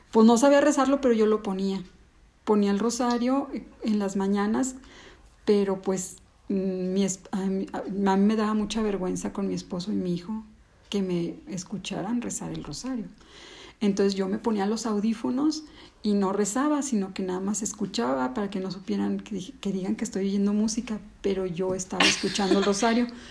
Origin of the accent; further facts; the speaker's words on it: León, Guanajuato, Mexico; also born or lived in Ciudad Juárez, Chihuahua; yo nací en Ciudad Juárez, llegué a vivir aquí a León como a los nueve años